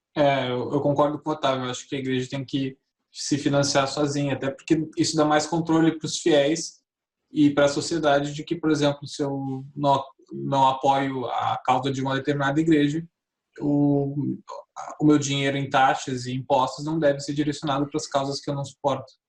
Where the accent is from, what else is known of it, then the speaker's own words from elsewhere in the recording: Brazil; como brasileiro